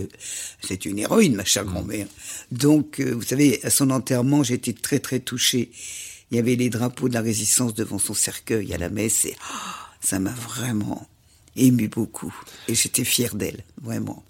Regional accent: Châtel, Auvergne-Rhône-Alpes, France; chez nous, à Châtel, dans l'arrière-pays

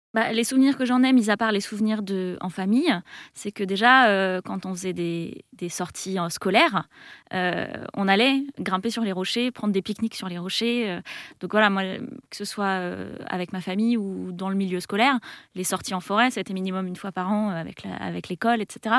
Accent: Melun, Île-de-France, France; je suis née juste à côté, je suis née à Melun. Euh, j'ai grandi euh, dans une petite maison qui était en face de la forêt

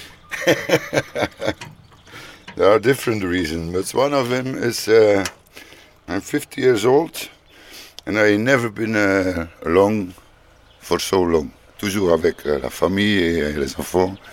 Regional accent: Flanders, Belgium; French is a second language; suis flamand, mais je parle un peu de français.

